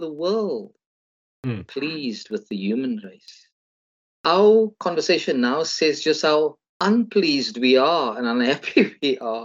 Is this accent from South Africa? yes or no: yes; South Africa; as a South African